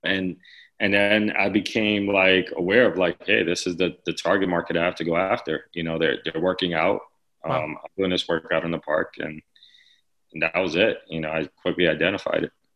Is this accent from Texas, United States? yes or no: no; New York City, New York, United States; growing up in the Lower East Side